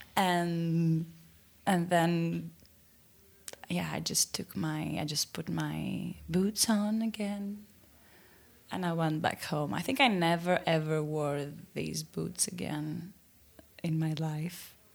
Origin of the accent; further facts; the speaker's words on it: Athens, Attica, Greece; I'm from Athens